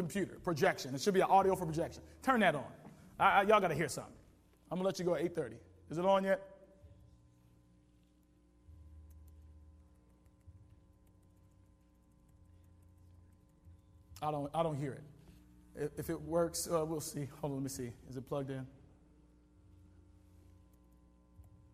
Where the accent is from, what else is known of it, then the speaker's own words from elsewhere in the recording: the South, United States; I come from South where you'd be surprised.